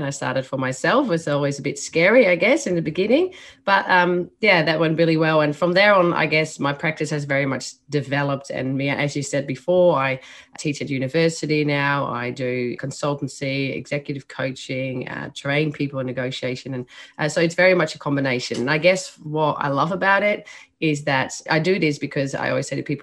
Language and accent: English; Netherlands; accent: Dutch; English is a second language; moved away as an adult; now in Australia; As you can hear by my accent, I was born in the Netherlands. So that's where that accent and the name comes from.